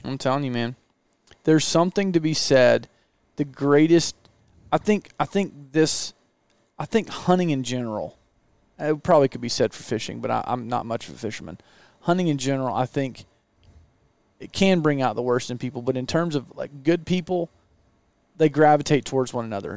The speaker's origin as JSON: {"language": "English", "region": "Southeast", "country": "United States", "tie": "born or raised there", "moved": "yes", "said": "I grew up in the Southeast"}